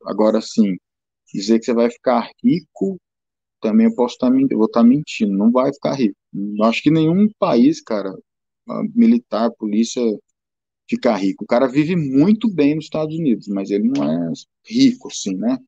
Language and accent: Portuguese; São Paulo, Brazil; moved away; Eu sou de São Paulo